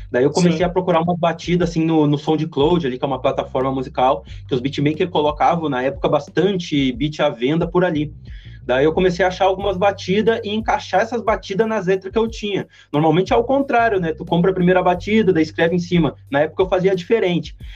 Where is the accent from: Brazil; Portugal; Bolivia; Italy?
Brazil; Santos, São Paulo; eu sou do Santos, tá ligado?